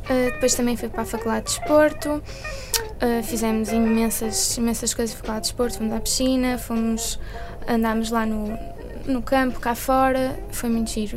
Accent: Porto, Norte, Portugal; sou daqui do Porto

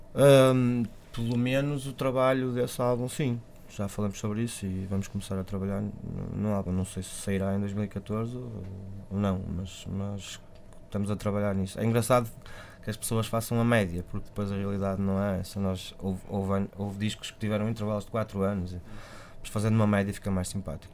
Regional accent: Vila Nova de Gaia, Porto District, Portugal; Gaia de onde eu sou

